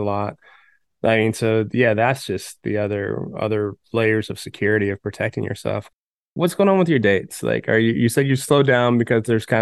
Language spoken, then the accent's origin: English; Palmdale, California, United States; Growing up in Palmdale